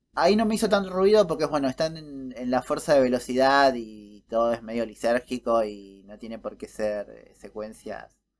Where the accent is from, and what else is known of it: Argentina